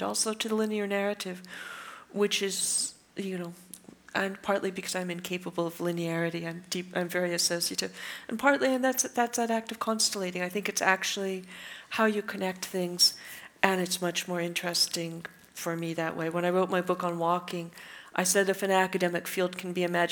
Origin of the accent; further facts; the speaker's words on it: California, United States; I'm a Californian, and that sense of space does inform my work